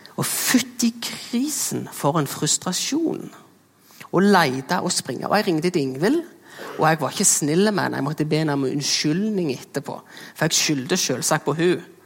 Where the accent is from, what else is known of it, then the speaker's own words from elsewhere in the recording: Jæren, Rogaland, Norway; accent: Jæren dialect; Her kommer vi jo fra Jæren, det er derfor det er en flotte dialekten min. Eh, og der er jeg jo en ekte bygdegutt